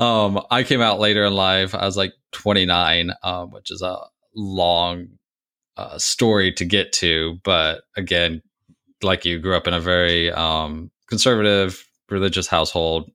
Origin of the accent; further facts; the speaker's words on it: Missouri, United States; moved away; I grew up in Missouri